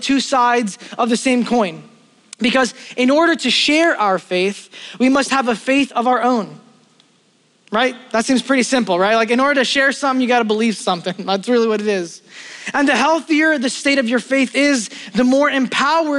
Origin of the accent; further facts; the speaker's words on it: New York City, New York, United States; I grew up in Brooklyn